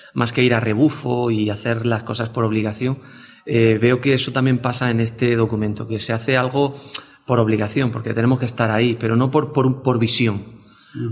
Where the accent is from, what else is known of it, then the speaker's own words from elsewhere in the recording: Tabernas, Andalusia, Spain; Yo soy del desierto de Tabernas, de, Almería, y de un pueblo muy pequeño